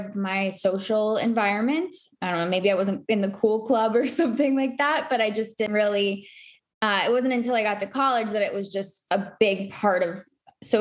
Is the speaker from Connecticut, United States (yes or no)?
no; Charlotte, North Carolina, United States; also born or lived in New York City; I grew up in Charlotte, North Carolina